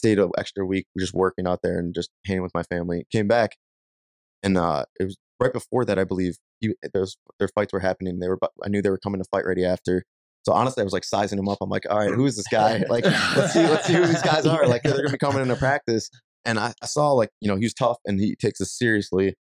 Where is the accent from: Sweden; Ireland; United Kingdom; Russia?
Ireland; I mean, I'm Irish. It's in my blood to fight.